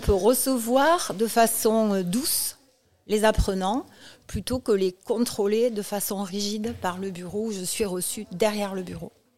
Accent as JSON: {"language": "French", "town": "Toulouse", "region": "Occitania", "country": "France", "said": "comme mon accent l'indique, je suis à Toulouse et de Toulouse"}